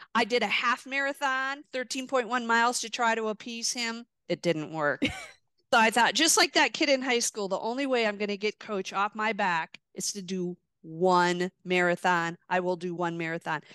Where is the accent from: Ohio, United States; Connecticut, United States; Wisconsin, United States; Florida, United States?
Wisconsin, United States; Milwaukee; born or raised there